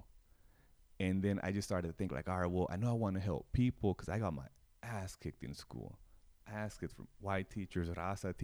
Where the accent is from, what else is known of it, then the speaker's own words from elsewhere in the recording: Greenfield, California, United States; now in Sacramento, United States; we all have similar experiences growing up in Greenfield